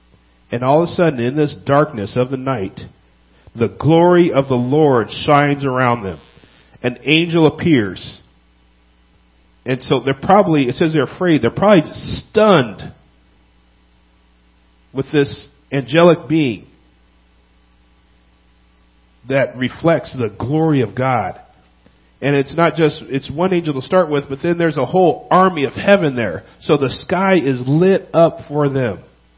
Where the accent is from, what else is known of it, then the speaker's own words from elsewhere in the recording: California, United States; Now, I came from California, and it's a lot easier to drive at night in California compared to Minnesota, and especially Wisconsin.